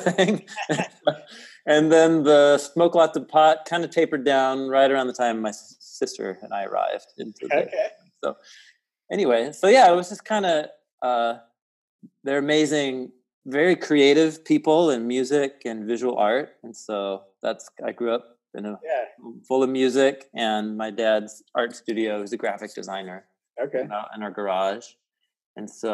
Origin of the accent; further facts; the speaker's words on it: Portland, Oregon, United States; moved away as an adult; also born or lived in Midwest / Jerusalem; I grew up in Portland, Oregon, and that's where I live now